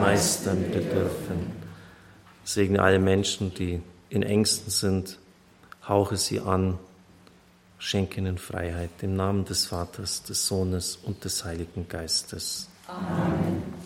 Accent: Germany

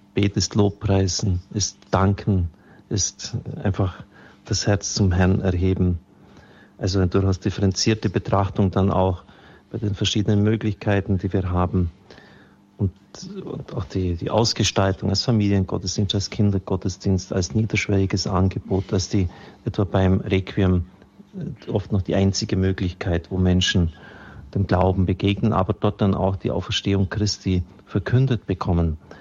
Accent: Augsburg, Bavaria, Germany; meiner Heimatstadt Augsburg

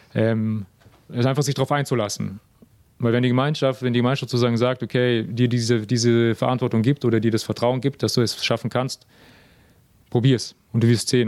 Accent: Germany; moved away; bin auch aus Deutschland

